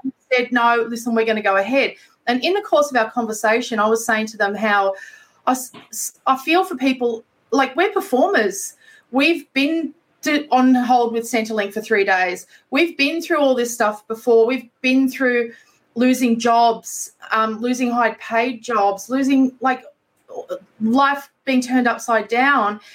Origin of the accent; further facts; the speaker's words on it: Queensland, Australia; I grew up in Queensland